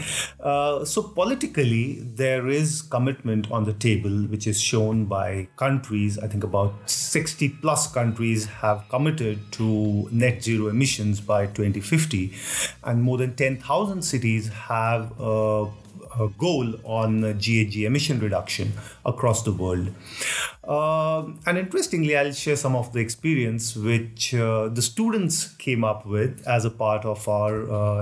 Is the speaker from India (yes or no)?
yes; New Delhi, Delhi, India; moved away as an adult; also born or lived in Mumbai, India / Kolkata, India; now in Geneva, Switzerland; I grew up at New Delhi.